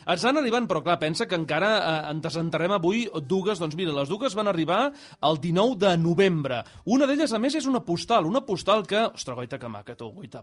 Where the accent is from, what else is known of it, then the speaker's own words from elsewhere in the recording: Sabadell, Catalonia, Spain; els que som de Sabadell